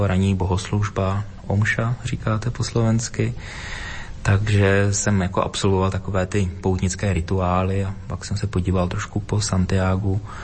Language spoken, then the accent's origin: Czech; Dvůr Králové nad Labem, Hradec Králové Region, Czechia; z místa, kde jsem se narodila, kde jsem vyrůstal, ze Dvora Králové nad Labem, pod Krkonoší, východní Čechy